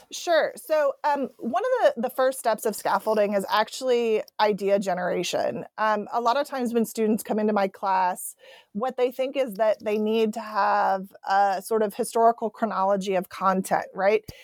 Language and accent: English; Ohio, United States; I was raised in Ohio